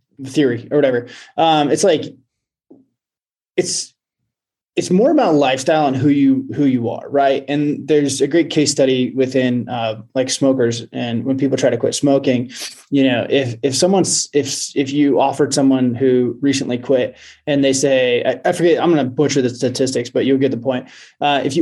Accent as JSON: {"language": "English", "region": "Western Oregon", "country": "United States", "tie": "born or raised there", "moved": "yes", "lives_now": "Montana, United States", "said": "I live in Montana. I grew up in Oregon, actually"}